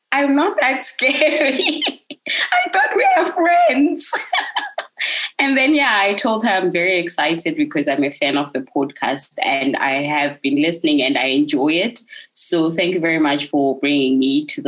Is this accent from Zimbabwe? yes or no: yes; Bulawayo, Zimbabwe; moved away as an adult; now in Cape Town, South Africa; I'm from Zim, Bulawayo in particular, and I'm not at home right now. I migrated to South Africa. I'm based in Cape Town